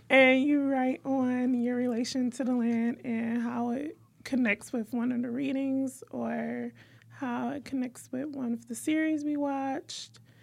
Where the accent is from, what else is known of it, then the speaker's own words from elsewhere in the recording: Detroit, Michigan, United States; we're from Detroit